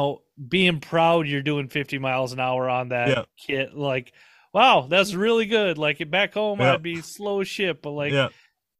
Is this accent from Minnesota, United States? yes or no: yes; Minnesota, United States; I'm from Minnesota